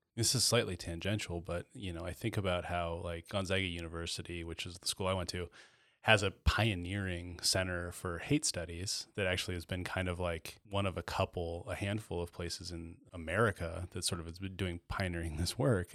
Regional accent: Chattaroy, Washington, United States; the black kid that I grew up with in Chatteroy

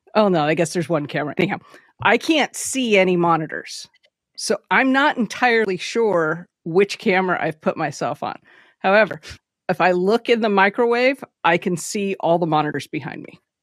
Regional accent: West Coast, United States; I grew up on the West Coast

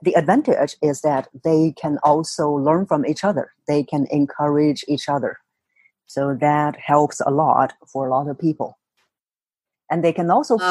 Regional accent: China; moved away as an adult; now in Singapore; I was born in China, and I was growing up there, and then moved to Singapore about 14 years ago

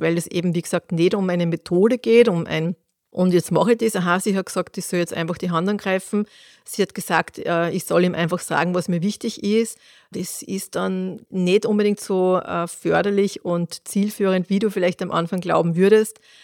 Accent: Austria; bei uns in Österreich

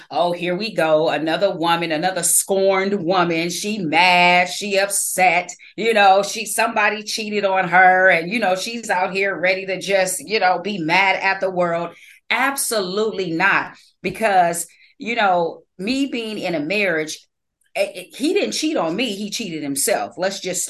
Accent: California, United States; I was born in California

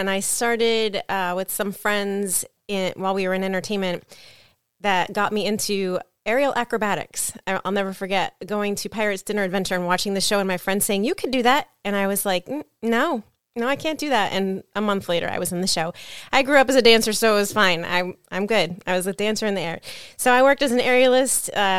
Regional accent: Florida, United States; It was a great childhood growing up on the West Coast of Florida. I moved out to Orlando when I was 18 to go to college, and I never looked back.

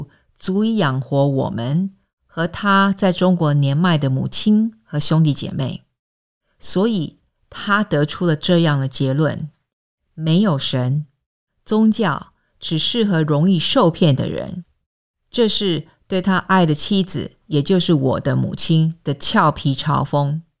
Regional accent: Singapore; 我在新加坡出生和长大，这是一个面积约七百平方公里的小城邦，位于东南亚的一个小岛上，面积不比纽约市大。

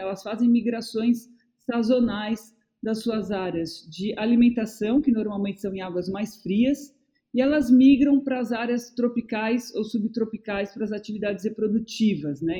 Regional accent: São Paulo, Brazil; also born or lived in Bahia; now in Ilhabela, Brazil; Eu sou paulistana

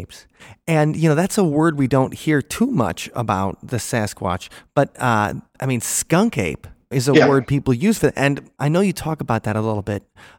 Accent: near Milwaukee, Wisconsin, United States; closer to where I grew up near Milwaukee

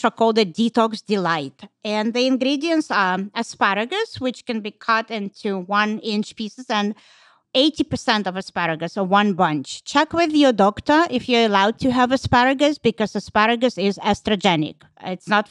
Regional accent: Russia; moved away; I'm from Russia

